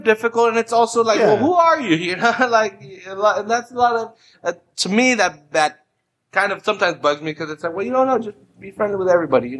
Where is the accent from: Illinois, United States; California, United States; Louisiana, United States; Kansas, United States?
California, United States; San Francisco; I'm down from North Beach, you know, from San Francisco, or like wherever.